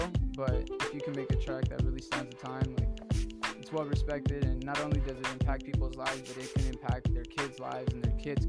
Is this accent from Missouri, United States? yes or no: no; Los Angeles, California, United States; I'm from LA. I grew up in South Central, Mid-City. I pretty much move all around. I grew up on Hoover, by USC. I've kind of seen all of LA.